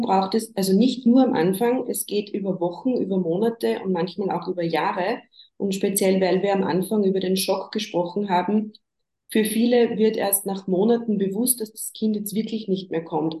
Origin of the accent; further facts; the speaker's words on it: Upper Austria, Austria; Ich komme aus Oberösterreich, wohne da im Großraum Linz mit meiner Familie.